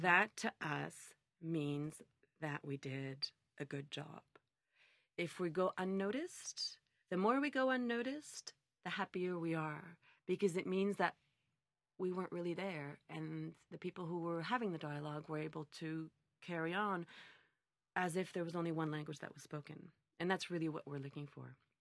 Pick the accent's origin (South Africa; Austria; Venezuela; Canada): Canada; Montreal, Quebec; I was born and raised in Montreal